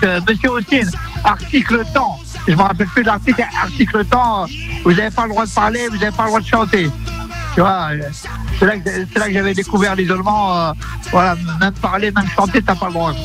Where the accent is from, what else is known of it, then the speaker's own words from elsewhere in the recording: Yvelines, Île-de-France, France; j'ai grandi dans les Yvelines